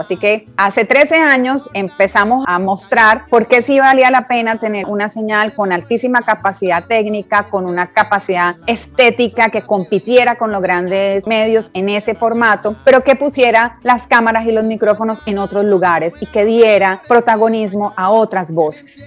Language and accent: Spanish; Cali, Valle del Cauca, Colombia; now in Caracas, Venezuela; como colombiana